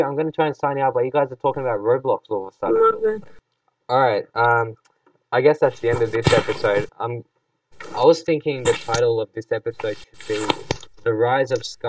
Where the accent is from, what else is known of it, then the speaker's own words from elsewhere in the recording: Australia; because we were all born and raised in Australia